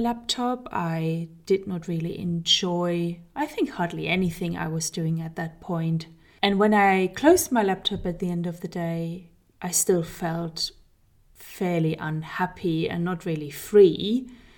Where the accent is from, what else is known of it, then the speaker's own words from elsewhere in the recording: Germany; moved away; We are currently living in Germany, which is my home country, but I have lived for many, many years in other countries, four exactly.